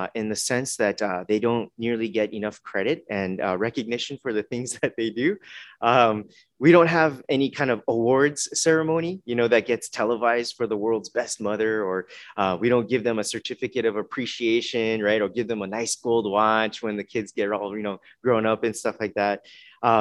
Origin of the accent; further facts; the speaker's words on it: Los Angeles, California, United States; moved away; also born or lived in Tacoma; growing up in Los Angeles area